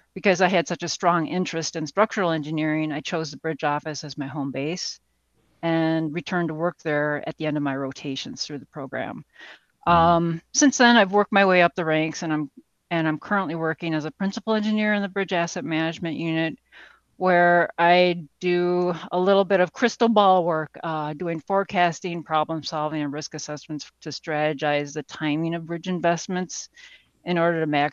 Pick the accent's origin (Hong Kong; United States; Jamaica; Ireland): United States; Saint Paul, Minnesota; I was born and raised in the Twin Cities